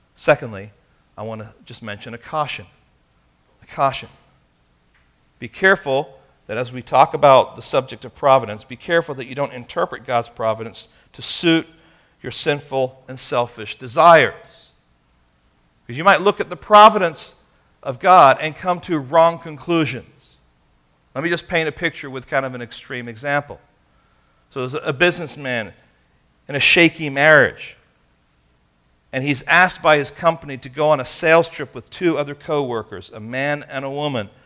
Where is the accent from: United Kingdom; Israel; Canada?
Israel; Tel Aviv, Tel Aviv District; now in Castro Valley, United States; I was born in Tel Aviv, Israel.